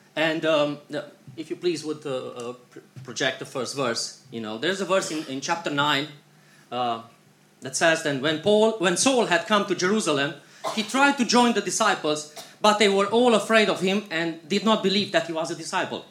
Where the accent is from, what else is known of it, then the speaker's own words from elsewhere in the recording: Iași, Iași County, Romania; We are coming from Iași, this is northeastern Romania, and um, um, we have three boys at home with our grandparents.